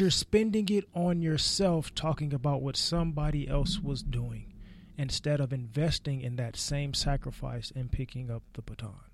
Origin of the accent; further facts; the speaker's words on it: Los Angeles, California, United States; me growing up in South Central in the L A area